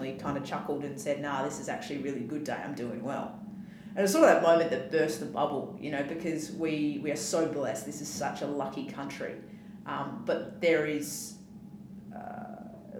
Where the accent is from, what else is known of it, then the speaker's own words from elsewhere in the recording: Western Australia, Australia; growing up in Western Australia is it's a very flat society